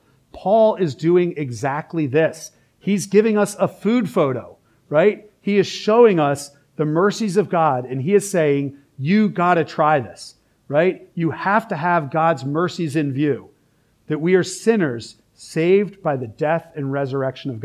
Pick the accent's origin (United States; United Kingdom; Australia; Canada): United States; Philadelphia, Pennsylvania; now in Richmond, United States; I'm also from Philly